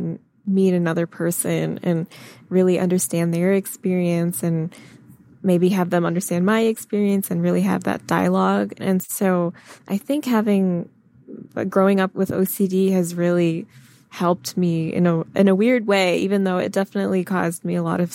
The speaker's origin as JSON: {"language": "English", "region": "Michigan", "country": "United States", "tie": "born or raised there", "said": "I grew up in Michigan"}